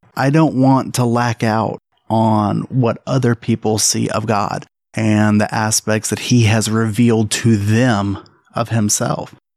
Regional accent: Alabama, United States; moved away as an adult; now in South Carolina, United States; I'm from Alabama.

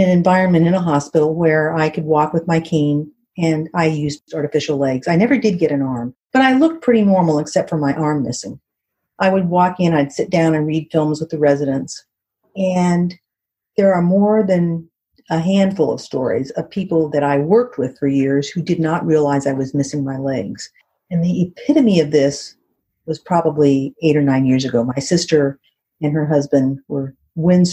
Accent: Southern California, United States; I grew up in Southern California

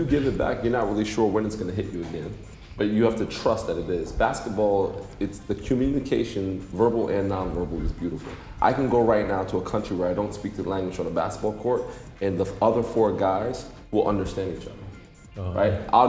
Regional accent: Passaic, New Jersey, United States; moved away as an adult; also born or lived in North Dakota; I'm a kid from New Jersey, I'm a kid from Passaic, New Jersey, and I'm in Dubai for the second time

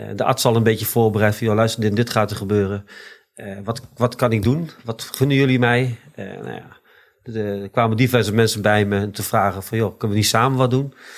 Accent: Deventer, Overijssel, Netherlands; Eh, geboren op Keizerlanden in Deventer. Eh, opgegroeid op Keizerlanden.

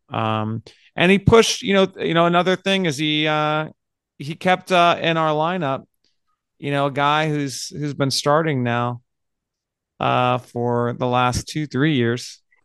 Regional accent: United States; we're American

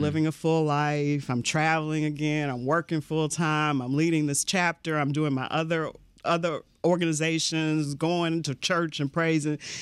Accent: Louisville, Kentucky, United States; moved away; I grew up in Louisville, Kentucky

